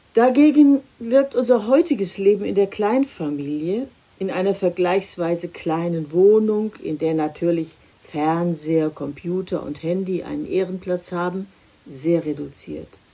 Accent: Germany; bei uns in Deutschland

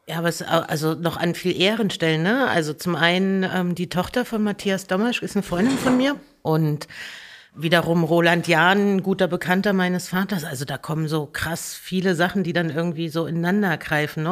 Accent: Merseburg, Saxony-Anhalt, Germany; moved away; also born or lived in Erfurt; geboren in Erfurt und dann, ich glaube, 82, also 78 geboren und ich glaube, 82 oder 84, irgend sowas sind wir nach Merseburg gezogen

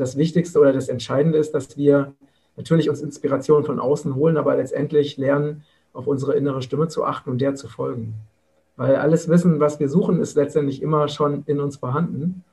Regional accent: Vogelsberg, Hesse, Germany; im Vogelsberg, das ist meine Heimat in Hessen

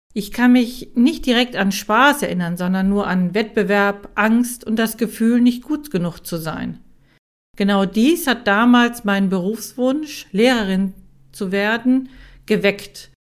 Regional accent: Germany; in meinem Heimatland in Deutschland

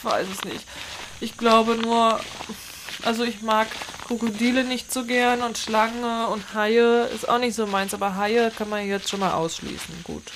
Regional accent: Northern Germany, Germany; bei uns in Norddeutschland

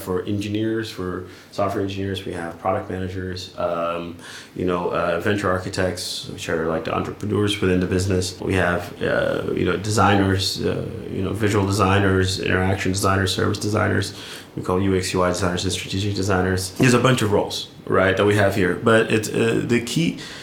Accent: California, United States; moved away as an adult; also born or lived in London; now in Berlin, Germany; I'm from California

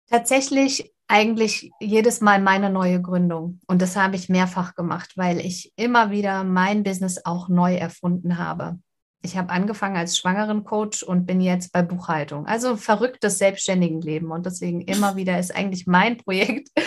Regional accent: Winsen an der Luhe, Lower Saxony, Germany; Ich komme aus Winsen an der Luhe oben bei Hamburg

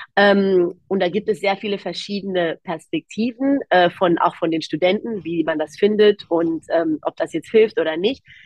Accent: Germany; ich bin in Deutschland aufgewachsen, aber ich sage immer gerne in einem sehr griechischen Haushalt

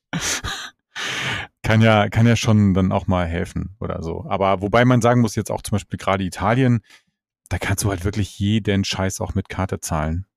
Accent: Hamburg, Germany; so als Hamburger

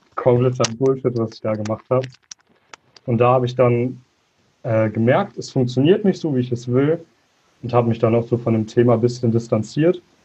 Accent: Münster area, North Rhine-Westphalia, Germany; komme aus dem Bereich Münster, aus einer kleinen Vorstadt davon

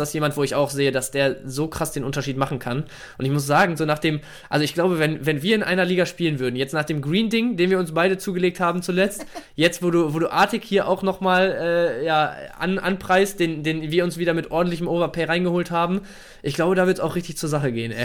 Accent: Bielefeld, North Rhine-Westphalia, Germany; ich bin bezüglich Bielefeld als Bielefelder natürlich ein bisschen befangen

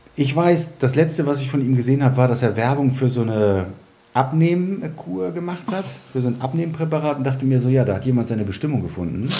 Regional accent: Germany; ich bin ja in der DDR geboren worden und habe meine Kindheit in der DDR verbracht

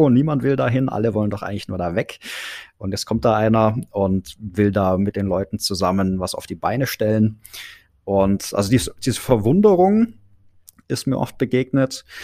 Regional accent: Gerlingen, Baden-Württemberg, Germany; Die haben wir dann in meiner Heimat, in, in Gerlingen bei Stuttgart, ähm, einfach mal nach unseren Visionen zusammengebastelt

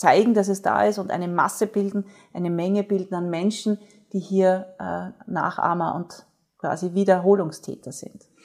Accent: Austria; bei uns in Österreich

